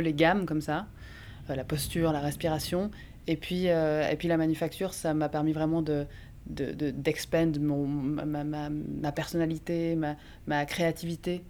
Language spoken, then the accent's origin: French; Bellevue, Geneva, Switzerland; C'était à Bellevue. C'est là, là où j'ai grandi.